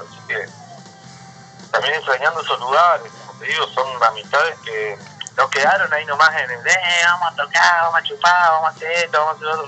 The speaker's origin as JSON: {"language": "Spanish", "town": "Caleta Olivia", "region": "Santa Cruz", "country": "Argentina", "tie": "born or raised there", "also_born_or_lived": "Salta", "said": "Yo eh, nací en Salta, pero me crié en Caleta toda la vida."}